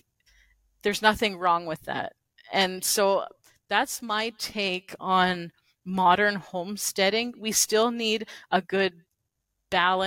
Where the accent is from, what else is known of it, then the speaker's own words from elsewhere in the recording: Canada; as a Canadian content creator